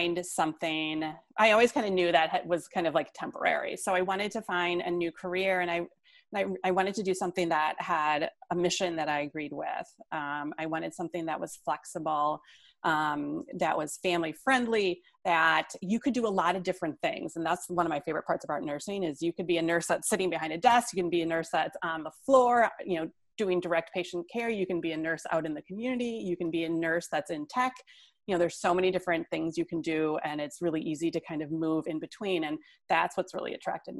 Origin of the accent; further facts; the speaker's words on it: Whitefish Bay, Wisconsin, United States; I am calling from Whitefish Bay, Wisconsin, which is a suburb of Milwaukee. So right on the shore of Lake Michigan. This is where I was raised